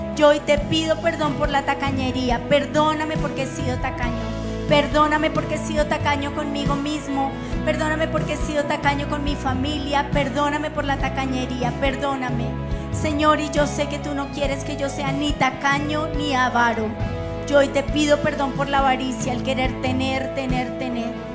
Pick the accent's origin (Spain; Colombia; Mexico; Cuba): Colombia; como colombianos